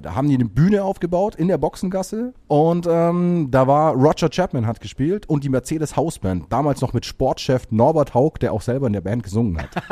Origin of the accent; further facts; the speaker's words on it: Bavaria, Germany; Ich komme eigentlich aus Bayern